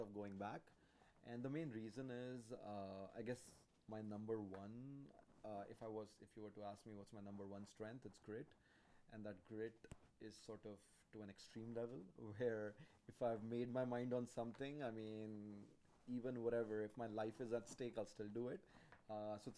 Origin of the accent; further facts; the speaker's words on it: India; also born or lived in London, Ontario, Canada; now in Canada; I'm Indian